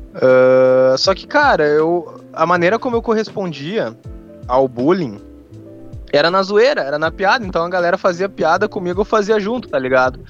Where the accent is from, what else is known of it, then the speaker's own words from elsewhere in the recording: Rio Grande do Sul, Brazil; eu sou do Rio Grande do Sul